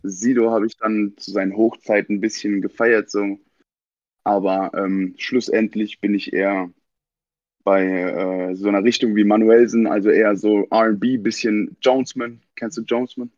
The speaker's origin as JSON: {"language": "German", "town": "Mannheim", "region": "Baden-Württemberg", "country": "Germany", "tie": "born or raised there", "said": "Ich bin in the surgery geboren in Mannheim"}